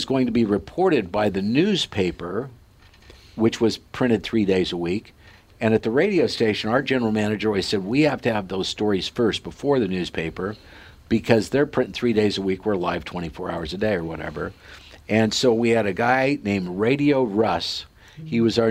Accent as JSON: {"language": "English", "town": "Sidney", "region": "Nebraska", "country": "United States", "tie": "born or raised there", "said": "in this little hometown of 6,000 people, Sydney, Nebraska, where the Cabela's family grew up, and that's, if you've heard of the Cabela's, that's where they're from, and that's my hometown."}